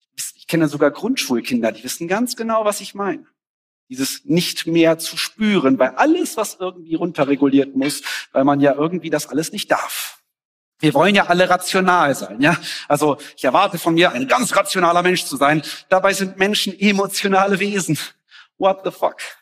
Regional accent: Germany; also born or lived in Mexico; ich als Deutscher

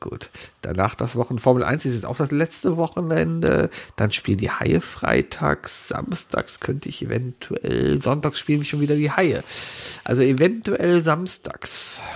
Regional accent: Cologne, North Rhine-Westphalia, Germany; Ich wohne jetzt seit 38 Jahren in Köln

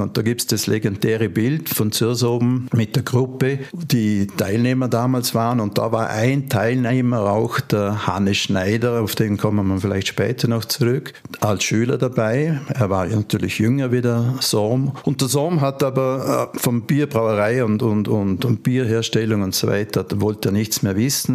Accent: Vorarlberg, Austria; bei uns in Vorarlberg eine Menge von, von Kleinstherstellern in verschiedenen Regionen

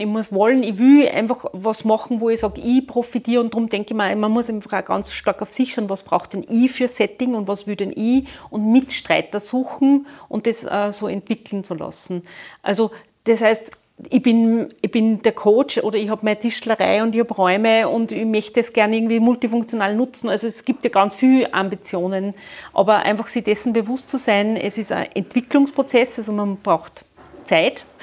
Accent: Linz, Upper Austria, Austria; ich komme aus Linz

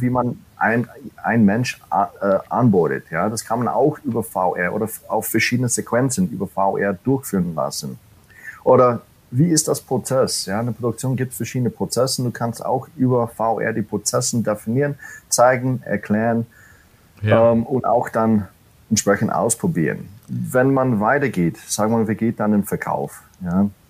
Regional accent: New York City, New York, United States; German is a second language; moved away as an adult; now in Germany; ich komme nicht ursprünglich aus Deutschland. Äh, ich bin gebürtiger Amerikaner in der Großstadt New York City und wohne seit oder lebe seit elf Jahren jetzt in Deutschland

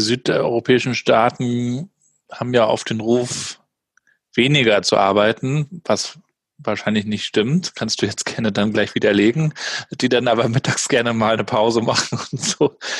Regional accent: Rostock, Mecklenburg-Vorpommern, Germany; bei uns in Rostock

